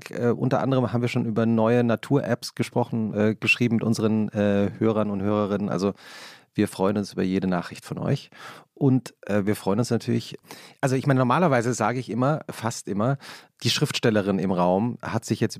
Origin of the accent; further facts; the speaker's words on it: Germany; man denkt ja immer als Deutscher, dass man alles versteht. In Wahrheit ist es natürlich gar nicht so. Und also als äh, Hochdeutsch, angeblich Hochdeutsch sprechender Mensch.